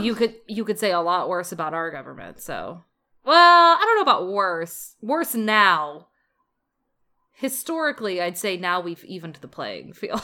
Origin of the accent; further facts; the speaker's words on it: United States; we grew up in America